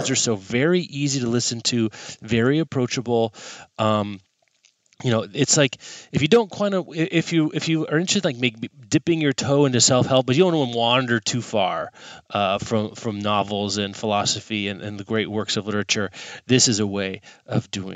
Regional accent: Kansas, United States; as a kid growing up in Kansas, also known as the sweltering

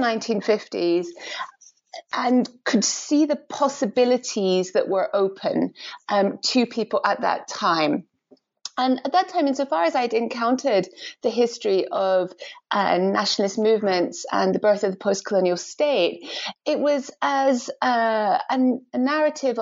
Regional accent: Edinburgh, Scotland, United Kingdom; I grew up in Edinburgh, in Scotland

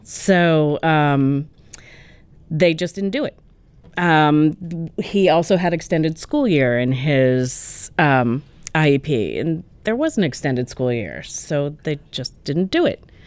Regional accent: New England, United States; also born or lived in Wisconsin; now in Connecticut, United States; I grew up in New England

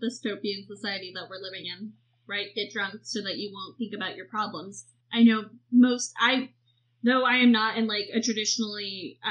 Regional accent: Virginia, United States; I'm not from the real South. I'm from Virginia, which is kind of the fake South in a lot of ways

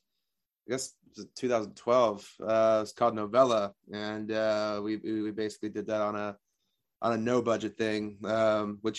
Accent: Copeville, Texas, United States; my hometown mentioned by name in a Tarantino movie

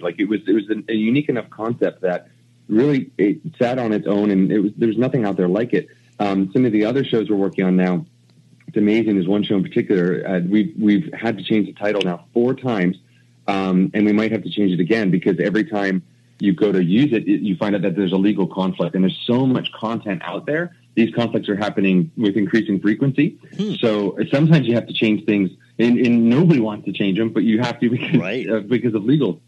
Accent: New Jersey, United States; moved away as an adult; now in Vancouver, Canada; when we grew up in New Jersey

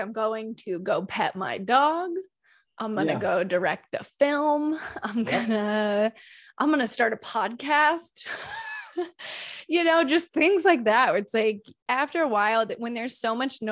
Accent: North Carolina, United States; moved away as an adult; now in North Hollywood, United States; I'm from North Carolina

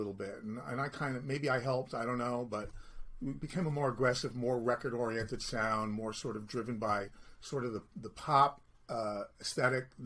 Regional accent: New York City, New York, United States; I'm from Brooklyn

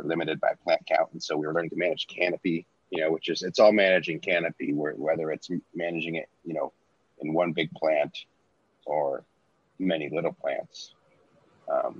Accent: Washington, United States; also born or lived in Portland / Minnesota; I grew up in Washington

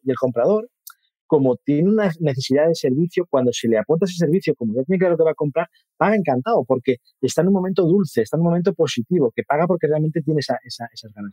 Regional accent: Mataró, Catalonia, Spain; me puse en una inmobiliaria de mi, de mi pueblo. Yo soy de Mataró, de una ciudad cercana de Barcelona

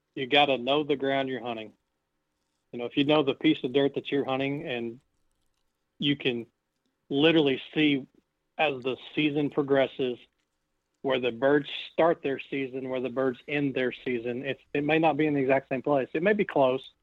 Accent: Indiana, United States; moved away; growing up in Indiana, I had uh, about 900 acres of farmland as a kid

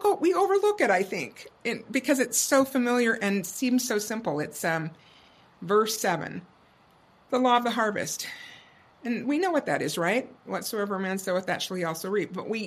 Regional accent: Indiana, United States; moved away; growing up in Indiana

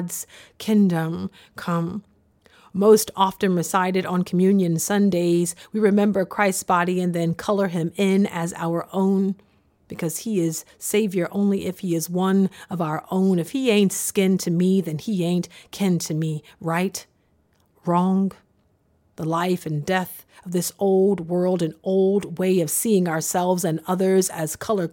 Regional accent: the South, United States; growing up in the South

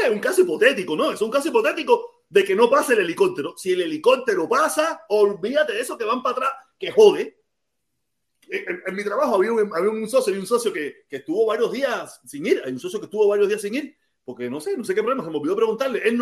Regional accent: Cuba; moved away; yo vine con visa desde Cuba. y me dieron la visa desde Cuba. Yo estoy aprobado desde Cuba.

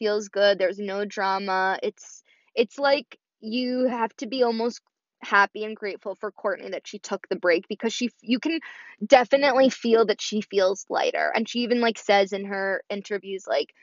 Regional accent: Chicago, Illinois, United States; I was born in Chicago, and, you know, I definitely have Chicago roots

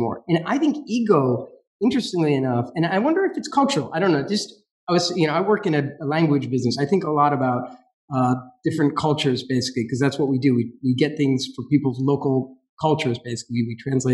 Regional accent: United States; I'm American

